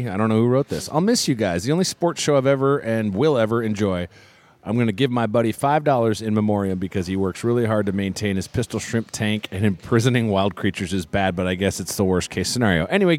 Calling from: Great Falls, Montana, United States; I'm from Great Falls, Montana.

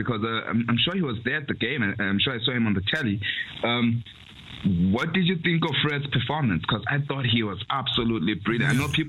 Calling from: South Africa; I'm calling in from South Africa

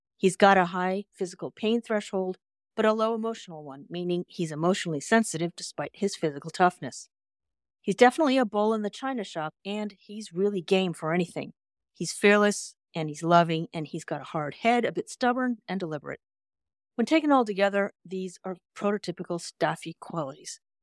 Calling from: California, United States; I'm calling in from California

